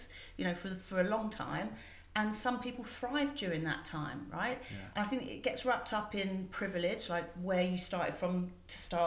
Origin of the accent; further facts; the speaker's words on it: London, United Kingdom; also born or lived in Winchester; I grew up in Forestgate, Stratford, like East London